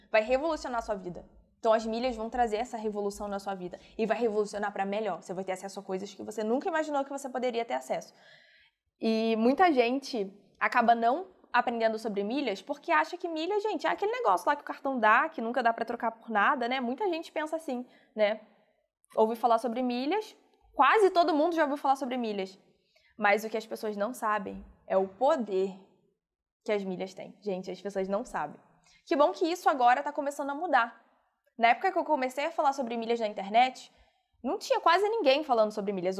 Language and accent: Portuguese; Rio de Janeiro, Brazil; eu sou do Rio